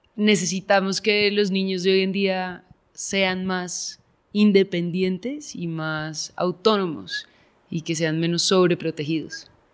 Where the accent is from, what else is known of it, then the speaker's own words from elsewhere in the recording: Bogotá, Colombia; yo crecí afuera, en Bogotá